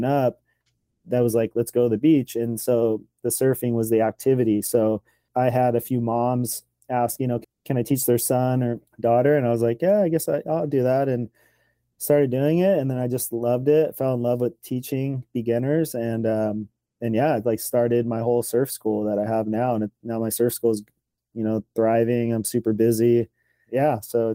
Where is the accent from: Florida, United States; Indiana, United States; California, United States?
California, United States; Los Angeles; also born or lived in Oxnard, California; I was born in Venice, California, and grew up there just skateboarding